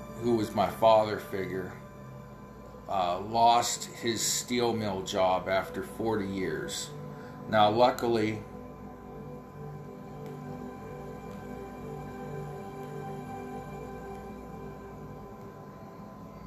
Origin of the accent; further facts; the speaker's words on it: near Pittsburgh, Pennsylvania, United States; accent: Pittsburgh; I live too close to Pittsburgh